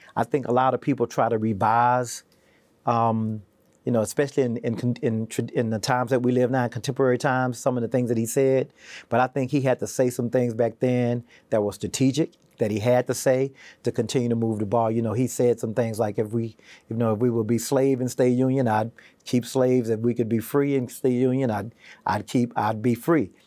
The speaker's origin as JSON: {"language": "English", "town": "Houston", "region": "Texas", "country": "United States", "tie": "born or raised there", "also_born_or_lived": "Wilmington", "moved": "yes", "lives_now": "Virginia, United States"}